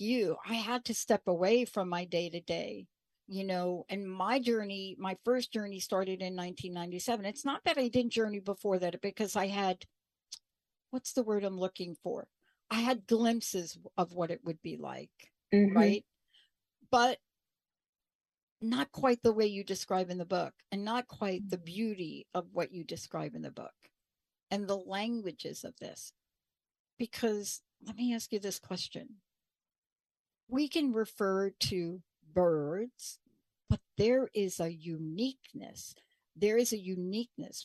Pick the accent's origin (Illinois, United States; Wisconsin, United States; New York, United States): New York, United States; also born or lived in New Jersey; now in Washington State, United States; I grew up in New York